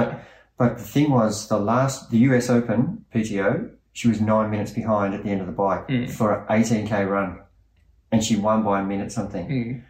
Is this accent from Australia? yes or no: yes; Australia; And being an Australian podcasting, people quickly forget races come and go